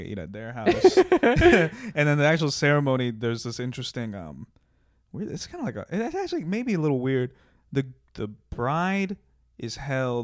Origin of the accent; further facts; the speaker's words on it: Iowa, United States; moved away; I grew up in Iowa, so it's mostly Catholics.